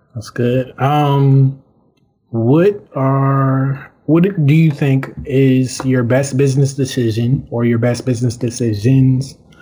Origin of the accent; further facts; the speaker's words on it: Surry County, Virginia, United States; moved away as an adult; also born or lived in Brooklyn, New York; I'm from Surrey County, Virginia.